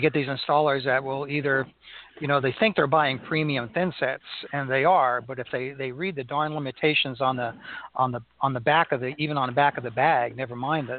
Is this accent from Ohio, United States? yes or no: no; Melbourne, Florida, United States; here in Melbourne, Florida, my hometown